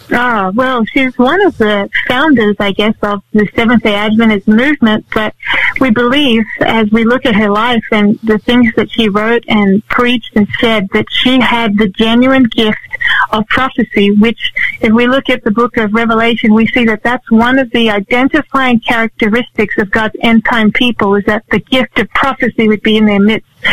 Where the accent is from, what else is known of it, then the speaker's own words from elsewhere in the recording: Sydney, New South Wales, Australia; I grew up in Sydney